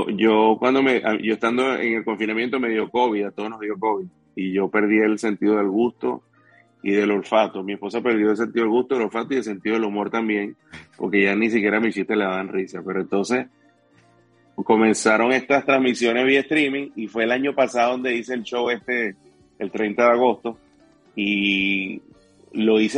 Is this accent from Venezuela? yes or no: yes; Venezuela; moved away; la mitad de mis seguidores están en Venezuela, más del 40% de las personas que me siguen están en mi país. Y, yo creo que es un agradecimiento, lo estoy haciendo por agradecimiento realmente de este show para, ellos, que, quizás en Venezuela no hubiese podido tener la plataforma